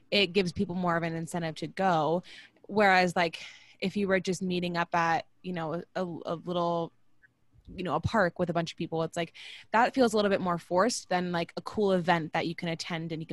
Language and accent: English; Orlando, Florida, United States; I grew up in Orlando